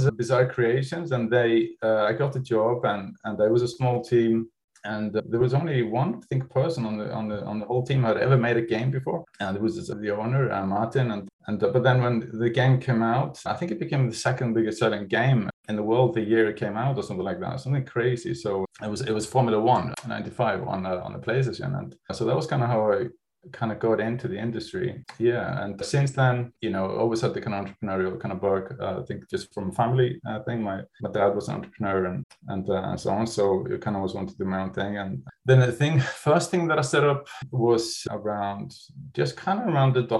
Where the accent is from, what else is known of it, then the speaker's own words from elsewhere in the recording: Iceland; moved away as an adult; now in United Kingdom; so I'm from Iceland and I came to the UK in 1990 to study architecture.